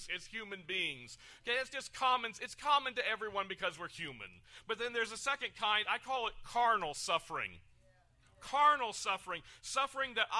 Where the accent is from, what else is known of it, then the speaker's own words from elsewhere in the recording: United Kingdom; now in United States; I am British American